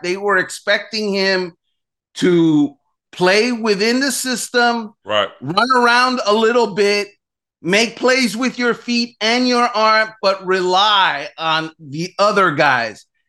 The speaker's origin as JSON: {"language": "English", "town": "Miami", "region": "Florida", "country": "United States", "tie": "born or raised there", "said": "growing up in Miami"}